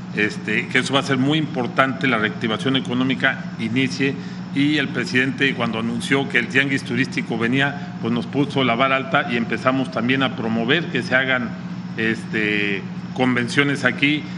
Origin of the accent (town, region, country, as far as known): Mexico